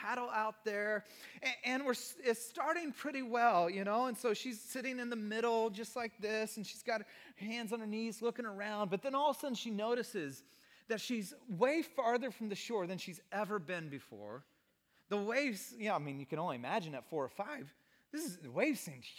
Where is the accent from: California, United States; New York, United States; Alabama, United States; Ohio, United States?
California, United States; Santa Cruz; Both my wife and I are beach kids. We grew up in Santa Cruz.